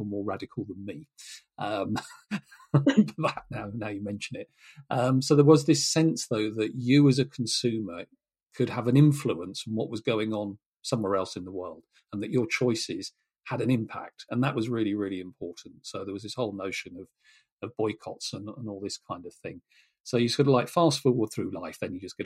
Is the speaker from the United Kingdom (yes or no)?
yes; Norfolk, East of England, United Kingdom; as a kid growing up in Norfolk